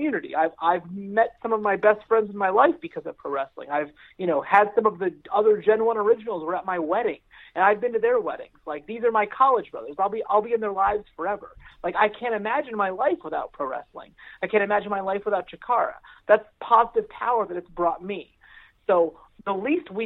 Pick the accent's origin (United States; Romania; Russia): United States; Palmyra, Pennsylvania; now in Lancaster, United States; I grew up in Palmyra. I live in Lancaster.